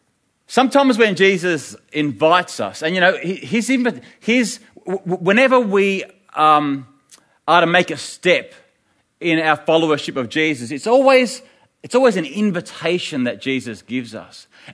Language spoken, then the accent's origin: English; New Zealand; now in Africa; You know, we're from New Zealand, we've set it up here in Africa, and I'm thinking, a New Zealander, I can trust a New Zealander.